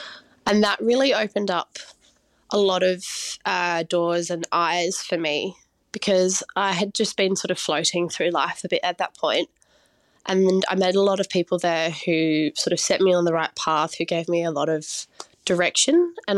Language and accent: English; New South Wales, Australia; So I grew up in the Blue Mountains in New South Wales, and I was raised by my mum